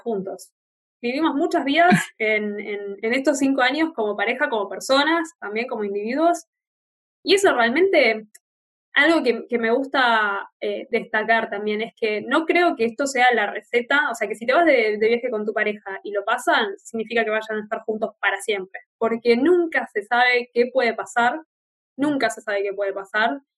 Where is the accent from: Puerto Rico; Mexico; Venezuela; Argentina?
Argentina; Buenos Aires; moved away as an adult; estar de vuelta en, mi ciudad de origen